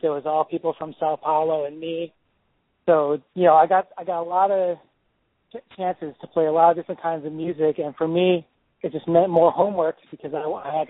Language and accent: English; Chicago, Illinois, United States; moved away as an adult; now in New York, United States; I was born in Chicago, in the suburbs of Chicago, and grew up there